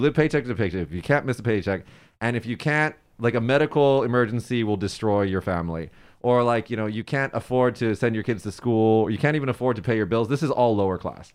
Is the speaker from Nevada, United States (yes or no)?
yes; Las Vegas, Nevada, United States; moved away as an adult; now in Japan; I'm from Vegas in America